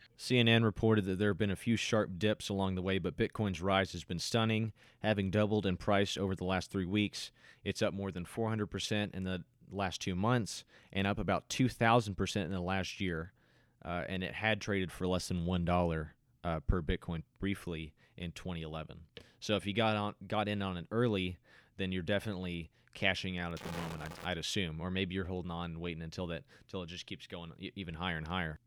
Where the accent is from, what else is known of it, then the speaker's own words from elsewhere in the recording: United States; as an American